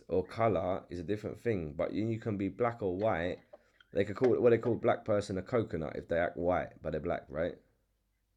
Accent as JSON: {"language": "English", "region": "England", "country": "United Kingdom", "accent": "English", "said": "I love when you do my accent"}